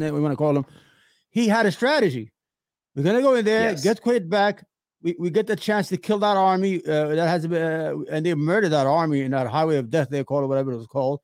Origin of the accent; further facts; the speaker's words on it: Yemen; also born or lived in Iraq; now in United States; I'm from Yemen